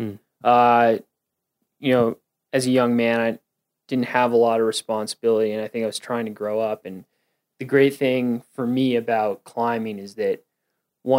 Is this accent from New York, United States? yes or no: yes; Westchester County, New York, United States; now in Colorado, United States; I'm from New York, Westchester County, New York